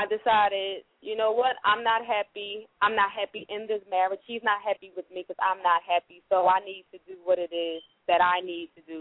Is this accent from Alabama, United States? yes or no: yes; Montgomery, Alabama, United States; now in Philadelphia, United States; I'm actually from Montgomery, Alabama, but I currently reside here in uh city of Philadelphia.